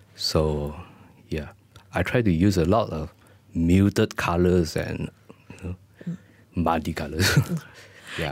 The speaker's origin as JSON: {"language": "English", "country": "Malaysia", "said": "as a Malaysian artist"}